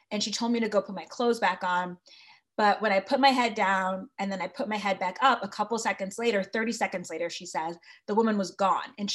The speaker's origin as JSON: {"language": "English", "region": "Connecticut", "country": "United States", "said": "I am from Connecticut"}